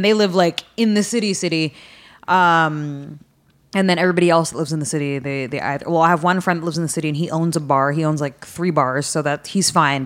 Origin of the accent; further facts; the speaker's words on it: Stockton, California, United States; moved away as an adult; also born or lived in San Francisco, California; now in Los Angeles, United States; I was born and raised in Stockton, but I lived in San Francisco because I went to school in San Francisco.